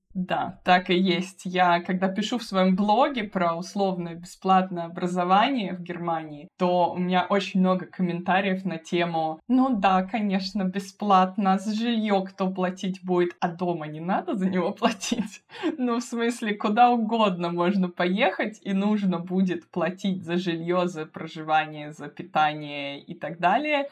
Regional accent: Moscow, Russia; moved away as an adult; now in Bavaria, Germany; Я вообще из Москвы, и первое образование я получила в Москве

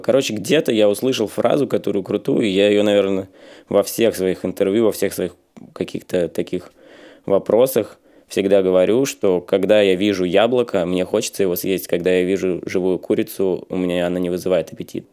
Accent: Volgodonsk, Rostov Oblast, Russia; now in Saint Petersburg, Russia; в моем родном городе Волгодонске

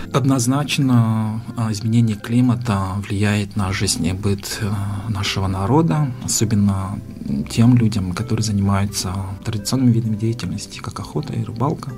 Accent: Amginsky District, Sakha Republic, Russia; Я сам родом из Самгинского района. Я родился в селе Анес, маленьком поселке

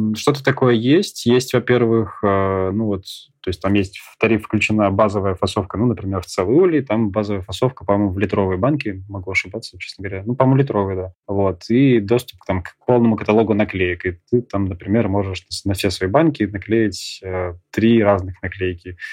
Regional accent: Saint Petersburg, Russia; now in Krasnodar, Russia; в Питере, откуда я родом

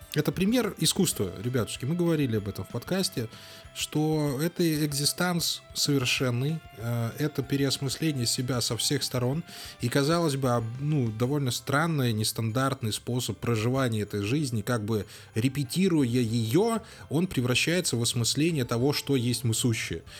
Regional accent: Belarus; мы белорусы

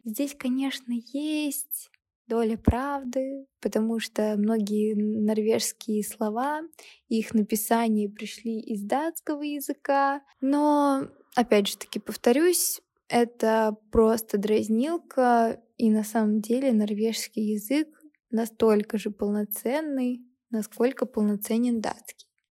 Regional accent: Kaliningrad, Kaliningrad Oblast, Russia; moved away as an adult; now in Moscow, Russia; Я родилась и выросла в Калининграде

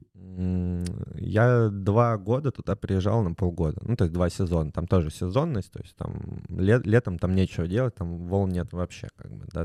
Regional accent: Saint Petersburg, Russia; also born or lived in Moscow; я сам из Питера родился, в Ленинграде

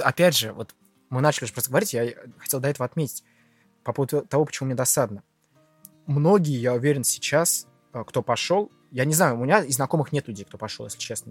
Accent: Lipetsk, Lipetsk Oblast, Russia; Я из Липецка, один из моих самых первых фильмов, который я посмотрел в кинотеатре «Спутник»

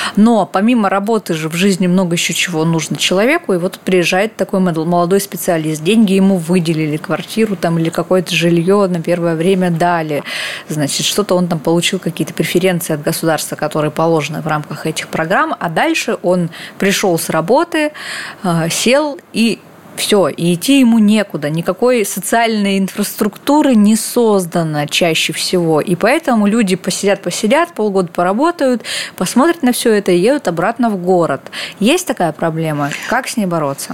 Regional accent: Vladivostok, Primorsky Krai, Russia; родилась во Владивостоке, это, конечно, не село и не маленький город, вполне себе большой, но регулярно в моем детстве мы ходили в театр имени Горького

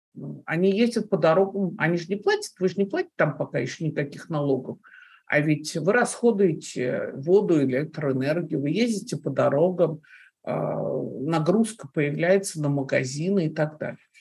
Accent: Moscow, Russia; moved away as an adult; я выросла в Москве

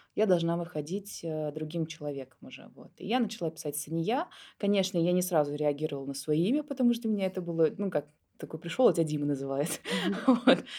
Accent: Moscow, Russia; я родилась в Москве у двух студентов Тимирязевской академии

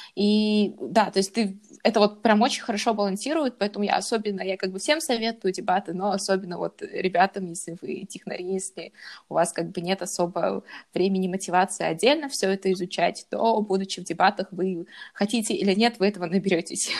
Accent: Kazakhstan; moved away as an adult; also born or lived in Japan; now in Germany; я из Казахстана.

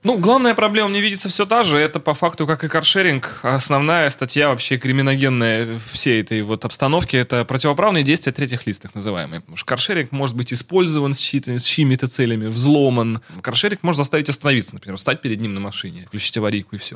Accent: Russia; Я из России

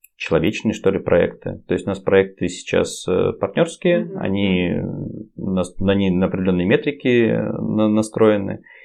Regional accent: Saint Petersburg, Russia; мы из Питера

